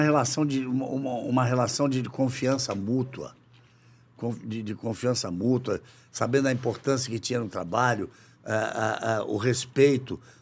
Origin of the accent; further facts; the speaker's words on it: Rio de Janeiro, Brazil; moved away; also born or lived in São Paulo; Voltei para minha terra, para o Rio de Janeiro